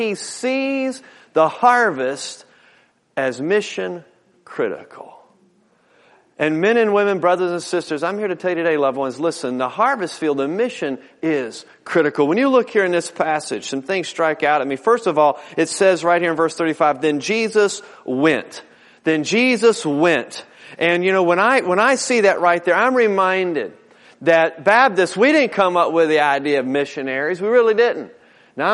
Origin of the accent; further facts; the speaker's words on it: Newport News, Virginia, United States; I grew up over in Newport News.